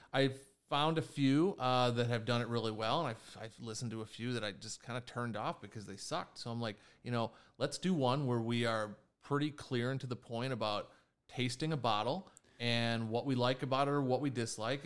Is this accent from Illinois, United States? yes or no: yes; Chicago, Illinois, United States; I'm Chicago born and raised.